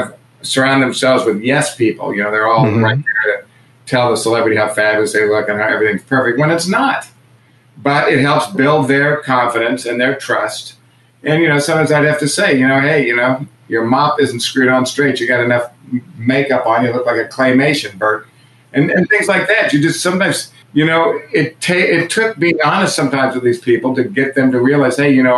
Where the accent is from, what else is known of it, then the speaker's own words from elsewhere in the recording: Kansas City, Missouri, United States; moved away; I moved her out here from Kansas City, and which is where I grew up